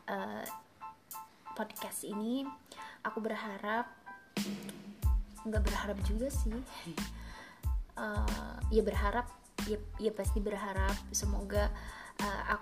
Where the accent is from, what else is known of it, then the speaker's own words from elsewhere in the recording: Banjar, West Java, Indonesia; Aku adalah orang Banjar Jawa Barat.